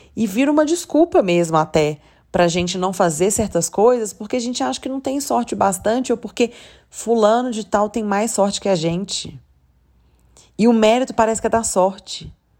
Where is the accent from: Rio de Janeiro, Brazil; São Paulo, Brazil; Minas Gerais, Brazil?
Minas Gerais, Brazil; Belo Horizonte; Eu sou de Belo Horizonte, eu nunca morei numa cidade que, sei lá, fosse forte por isso